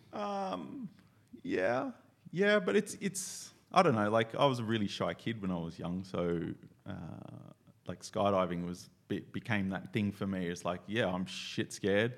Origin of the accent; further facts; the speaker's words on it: Australia; I'm from Australia